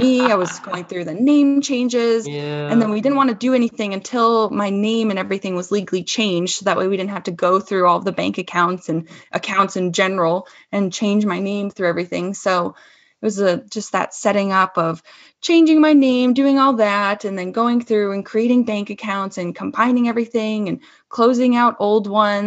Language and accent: English; Chicago, Illinois, United States; now in Denver, United States; I'm from Chicagoland area. So I am a Midwesterner at heart still